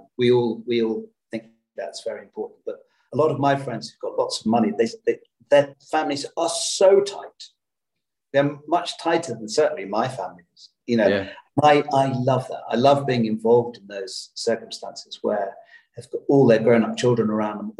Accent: Birmingham, West Midlands, United Kingdom; I was brought up in Birmingham

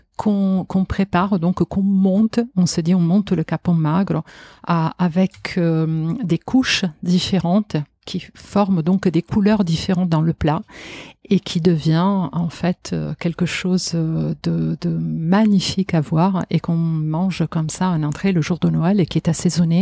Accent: Genoa, Liguria, Italy; French is a second language; moved away as an adult; also born or lived in Marseille, France; now in Paris, France; en tant qu'Italienne, je pense aussi euh, vraiment de Gênes

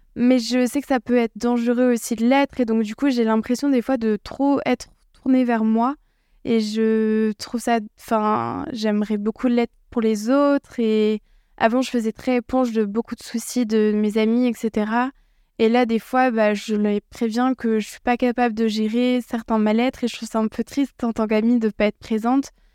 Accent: Alsace, Grand Est, France; je viens d'Alsace

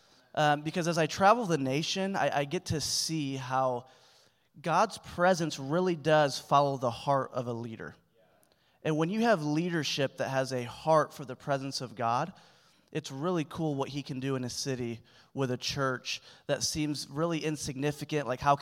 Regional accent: Springfield, Missouri, United States; I'm from Springfield, Missouri, and it's just way different.

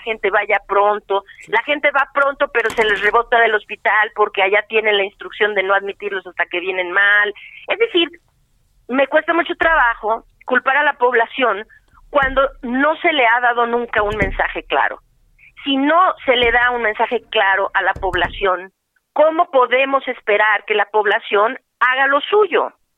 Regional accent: Mexico; yo soy mexicana

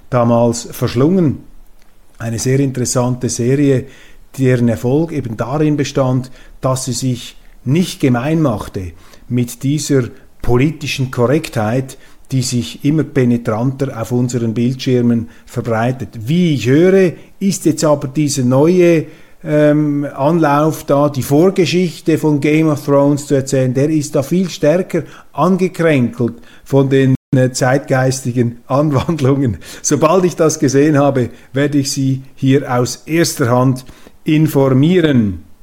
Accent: Switzerland; Und eigentlich müssten wir doch als Schweizer, auch als Schweizer Zeitungen, mit unseren eigenen Leuten versuchen, uns ein Bild zu machen

